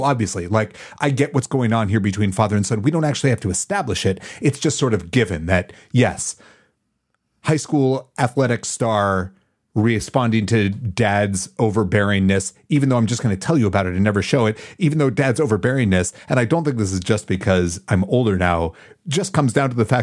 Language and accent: English; Madison, Wisconsin, United States; I grew up in Madison, Wisconsin